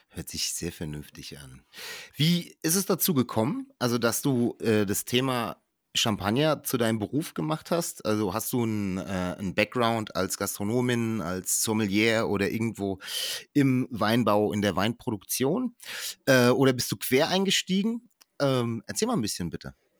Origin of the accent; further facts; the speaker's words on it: Germany; als, als Deutscher, vor allem bei uns in Deutschland